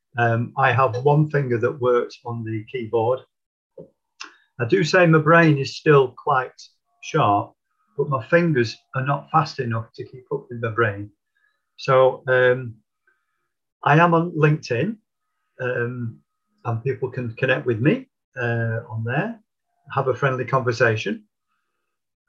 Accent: Middleton, North West England, United Kingdom; also born or lived in Didsbury, Manchester; I was born in South Manchester in Didsbury many years ago, but I was only 18 months when I moved to the north of Manchester, to Middleton

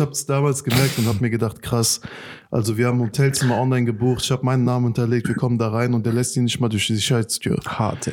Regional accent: Afghanistan; now in Germany; mein Herkunftsland ist unter den letzten Top 5 in der Welt

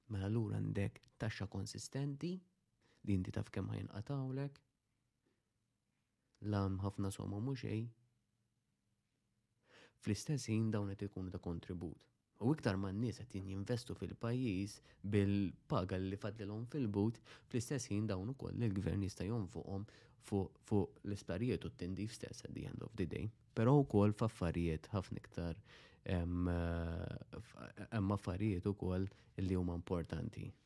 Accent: Malta

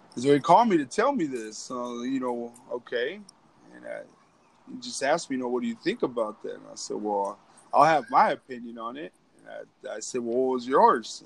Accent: Pecos, Texas, United States; moved away; back at home, I'm from West Texas, from Pecos, Texas.

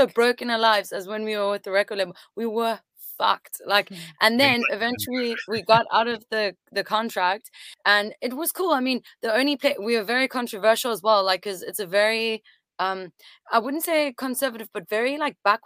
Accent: South Africa; also born or lived in France; Although we are French born, we grew up in South Africa.

